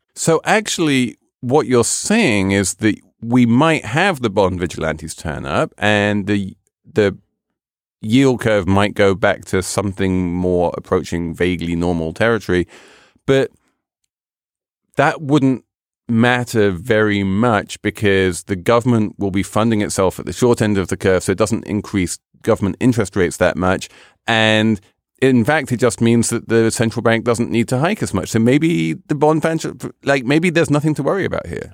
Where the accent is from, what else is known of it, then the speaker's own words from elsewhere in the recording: United Kingdom; moved away; my home country of Great Britain